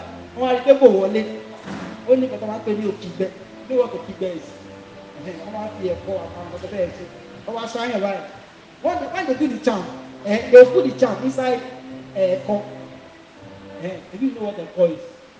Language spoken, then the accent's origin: English; Lagos, Nigeria; moved away; Before I came from Lagos, my guys from me, they were initially in the same gang, fighting gang before.